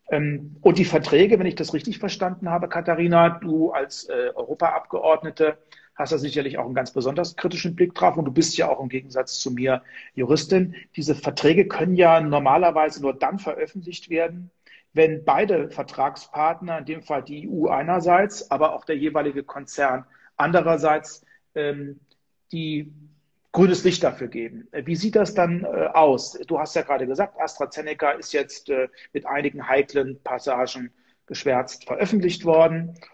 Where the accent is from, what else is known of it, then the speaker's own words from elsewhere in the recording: Hesse, Germany; zum Beispiel ein zusätzliches Werk in meiner meinem Heimatland in Hessen, in Marburg.